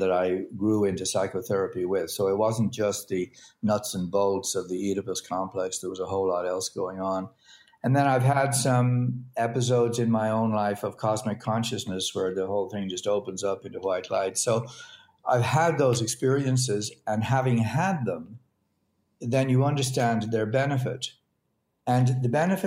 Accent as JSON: {"language": "English", "country": "Ireland", "tie": "born or raised there", "said": "I grew up in Ireland"}